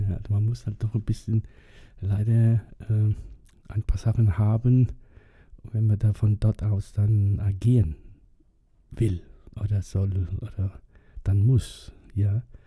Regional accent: Germany; bei uns in Germany

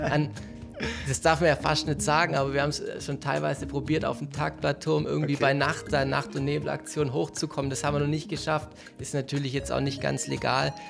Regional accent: Stuttgart, Baden-Württemberg, Germany; wir kommen beide aus Möhringen

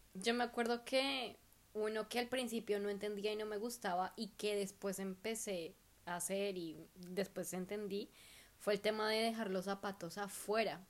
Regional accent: Bogotá, Colombia; now in Perth, Australia; nosotros rolos

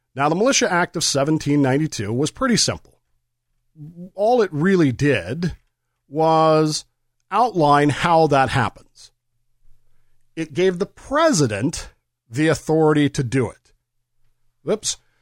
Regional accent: United States; I'm a historian, I'm an American

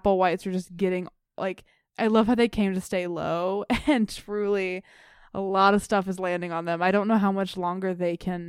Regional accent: Bartlett, Tennessee, United States; I used to live next door to a bowling alley in Bartlett, Tennessee, a little suburb that I grew up in Memphis.

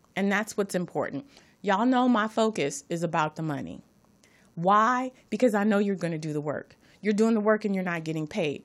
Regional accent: Los Angeles, California, United States; I'm from Watts

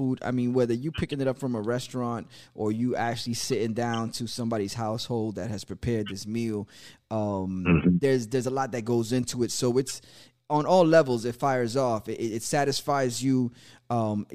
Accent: New York City, New York, United States; my parents are from the Dominican Republic. I was born in New York

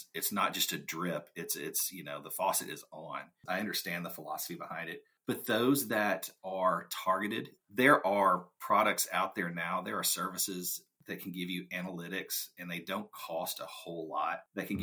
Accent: South Arkansas, United States; A good portion of the folks that grew up in my hometown, even to this day, end up going to the University of Arkansas

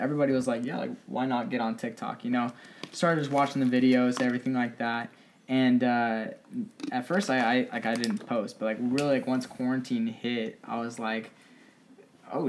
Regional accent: Rancho Cucamonga, California, United States; I'm originally from Southern California, Rancho Cucamonga to be specific

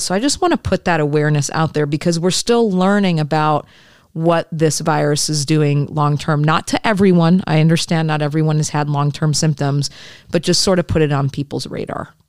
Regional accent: Michigan, United States; I'm from Michigan

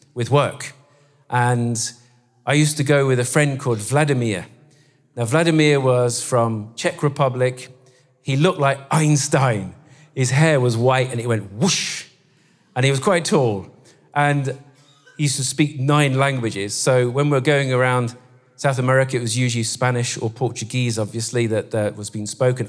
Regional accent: Guernsey; now in Scotland, United Kingdom; we come from Guernsey

